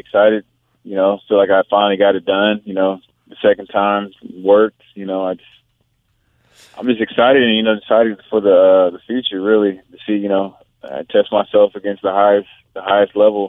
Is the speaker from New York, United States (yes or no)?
no; Pine Bluff, Arkansas, United States; born there; also born or lived in Hawaii / North Carolina / California; Well, no, I was born in Pine Bluff. I'm product of the United States Marine. I lived all over.